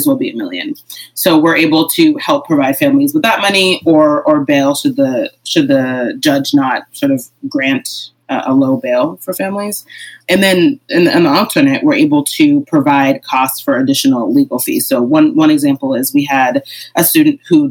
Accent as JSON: {"language": "English", "town": "Amherst", "region": "Massachusetts", "country": "United States", "tie": "born or raised there", "said": "in my community growing up in Amherst, Massachusetts"}